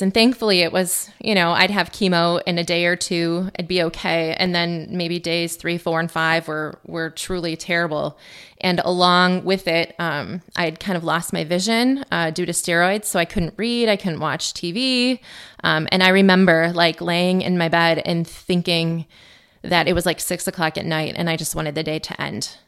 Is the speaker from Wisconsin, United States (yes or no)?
yes; Mosinee, Wisconsin, United States; I grew up in Mosinee